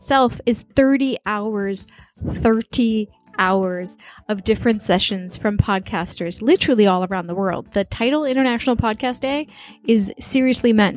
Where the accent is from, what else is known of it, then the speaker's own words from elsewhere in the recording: New York, United States; now in China; I was born in New York